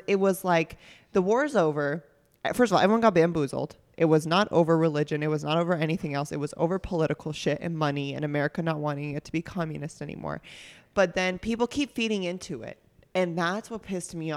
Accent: Northeast, United States; now in Kansas City, United States; I grew up in a Catholic community because I grew up in the Northeast

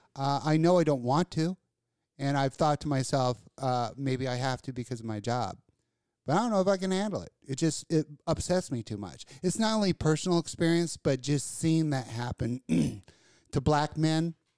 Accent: Kentucky, United States; from places back in the backwoods in Kentucky with clean air

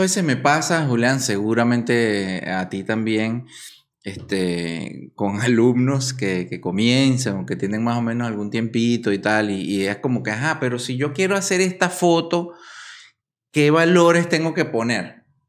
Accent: Venezuela; born or raised there; moved away; also born or lived in Caracas, Venezuela

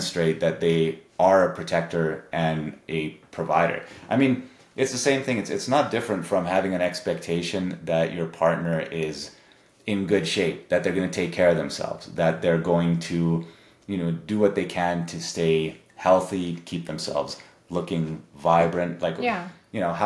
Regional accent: Canada; my family's Serbian, but I grew up in Canada

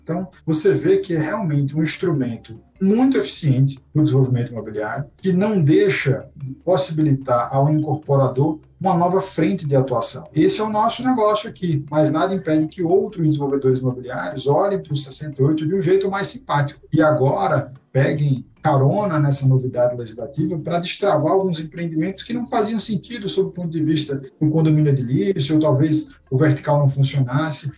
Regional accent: Maceió, Alagoas, Brazil; Maceió, que é minha cidade natal

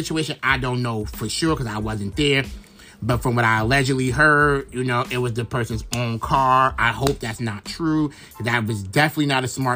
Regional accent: New York City, New York, United States; I'm from Brooklyn

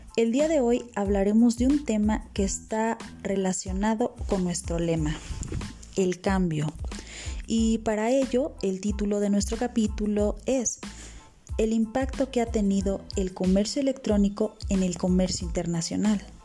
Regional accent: Mexico; como buenos mexicanos

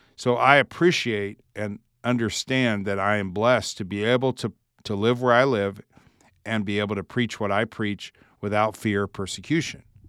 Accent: United States; I'm an American, uh, I live in the United States

